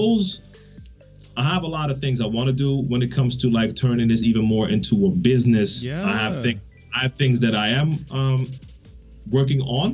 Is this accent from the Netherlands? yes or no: yes; Netherlands; English is a second language; I'm from the Netherlands